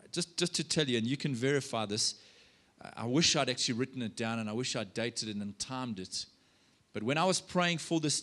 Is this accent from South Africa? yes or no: yes; South Africa; I'm a South African